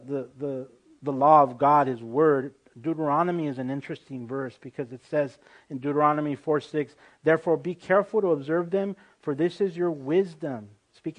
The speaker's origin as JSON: {"language": "English", "country": "United States", "said": "I'm an American through and through, but I also grew up speaking the Spanish language"}